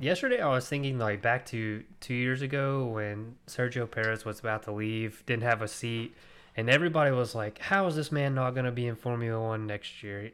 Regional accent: United States; I'm American

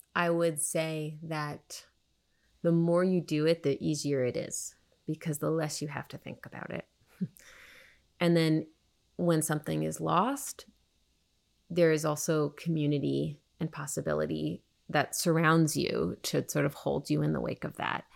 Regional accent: United States; American Jews

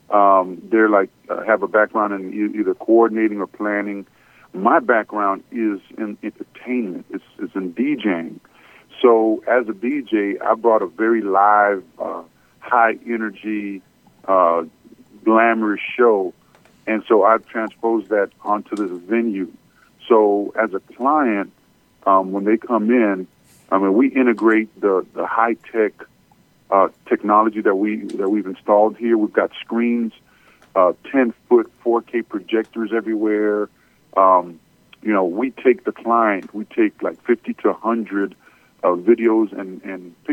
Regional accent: Miami, Florida, United States; also born or lived in Port-au-Prince, Haiti / Atlanta, United States; I am Caribbean. I was born in Port-au-Prince, Haiti, and uh, at a very young age, we migrated to Miami, Florida, and then we moved to Atlanta. So we're uh, we've been in the Atlanta area since 1997.

